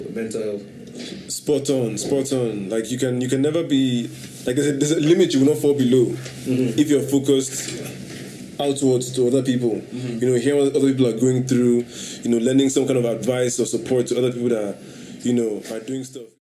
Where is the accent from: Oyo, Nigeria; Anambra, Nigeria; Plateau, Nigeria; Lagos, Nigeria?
Anambra, Nigeria; I mean, of course, from Anambra, yeah, of course. I'm from Anambra, you don't know